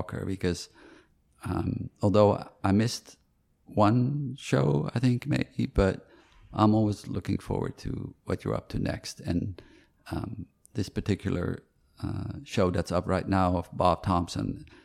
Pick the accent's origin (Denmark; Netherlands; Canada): Netherlands; Amsterdam, North Holland; moved away; also born or lived in New York; I was born in Amsterdam.